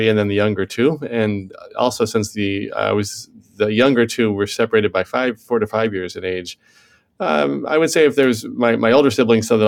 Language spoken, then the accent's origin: English; Indianapolis, Indiana, United States; moved away; I was born in Indianapolis, Indiana, and raised in Indiana. I lived there through my formative years